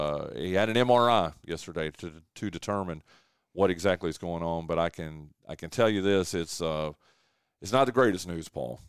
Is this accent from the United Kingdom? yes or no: no; Wilkes County, North Carolina, United States; this is my hometown, this is my home track, this is my home county